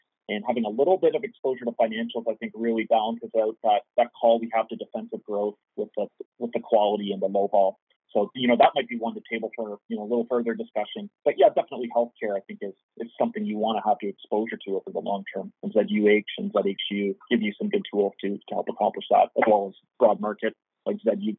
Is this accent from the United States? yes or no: no; Canada; I think as a Canadian investor, you certainly want exposure to the sector.